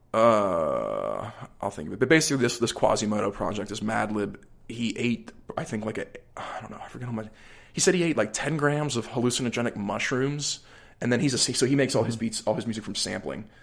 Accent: Allison Park, Pennsylvania, United States; I grew up, like, a little outside, more, like, middle class in Allison Park

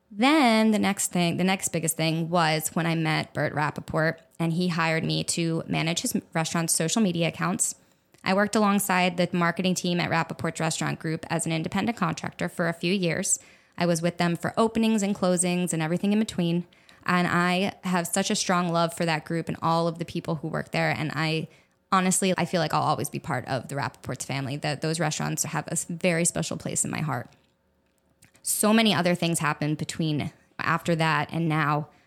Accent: Egg Harbor Township, New Jersey, United States; now in South Florida, United States; I was born and raised in Egg Harbor Township, New Jersey, which is about ten minutes or so outside of Atlantic City.

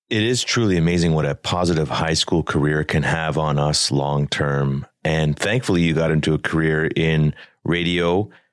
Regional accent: Toronto, Ontario, Canada; Our experiences at the school, our experiences in Scarborough, in the six, in the borough, as they call it

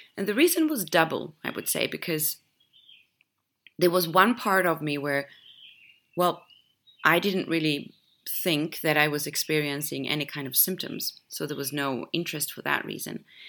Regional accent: Sweden; moved away; my home country jumped on the health train many years ago, actually, Sweden

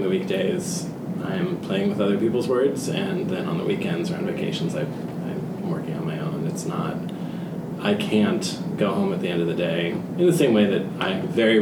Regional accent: New Jersey, United States; I grew up very near New York City, New Jersey

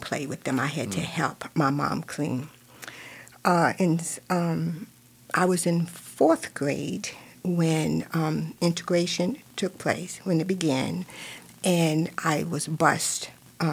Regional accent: Virginia, United States; now in Lake County, United States; I grew up in Virginia, and if you can tell from from my accent, but I grew up in Virginia

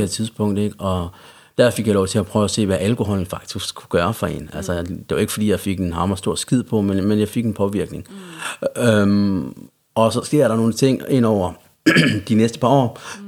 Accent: Central Jutland, Central Denmark Region, Denmark; accent: Jutlandic; now in Copenhagen, Denmark; hvis man hører noget jysk i min accent, så er det også, fordi jeg er fra Jylland. Jeg mm. er øh, opvokset i, i Midtjylland hos min familie

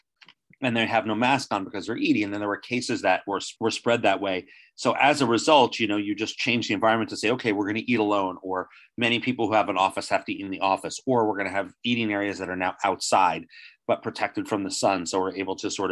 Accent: New Jersey, United States; born or raised there

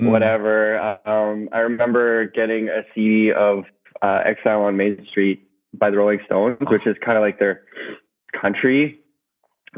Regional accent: Edmonton, Alberta, Canada; also born or lived in Vancouver, Canada; we're actually from Edmonton, which is interior Canada in Alberta.

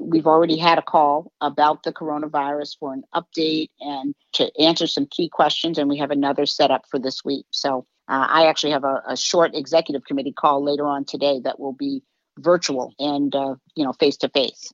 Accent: New York City, New York, United States; moved away as an adult; also born or lived in West Coast; now in Chicago, United States; grew up on the East Coast, originally from New York

